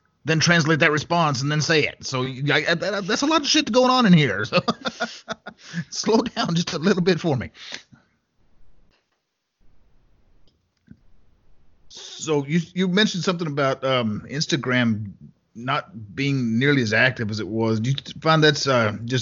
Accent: West Texas, United States; I grew up out in West Texas, in a small town in West Texas

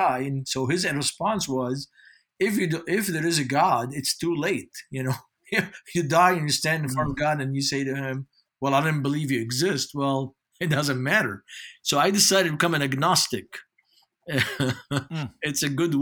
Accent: Beirut, Beirut Governorate, Lebanon; English is a second language; moved away as an adult; now in United States; I grew up in West Beirut by the American University of Beirut.

